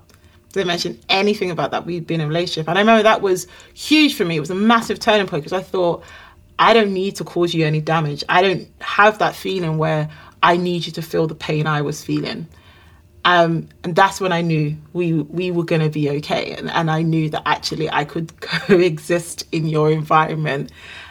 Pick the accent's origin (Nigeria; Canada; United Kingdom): Nigeria; we're both Nigerian